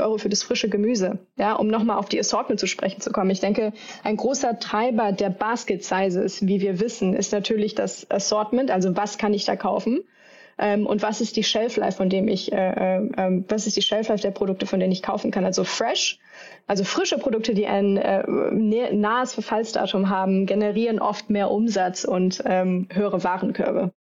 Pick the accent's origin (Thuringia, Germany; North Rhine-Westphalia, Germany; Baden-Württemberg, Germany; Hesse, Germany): North Rhine-Westphalia, Germany; Düsseldorf; moved away; ich komme ja ursprünglich aus Düsseldorf im Rheinland